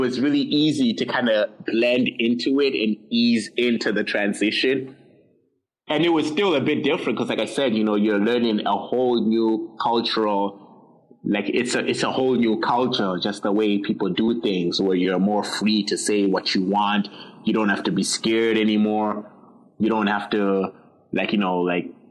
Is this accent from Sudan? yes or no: no; Zimbabwe; English is a second language; now in Canada